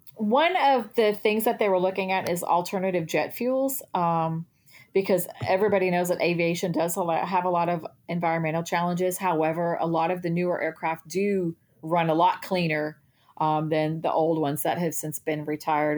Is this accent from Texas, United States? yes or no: yes; Texas, United States; I'm from Texas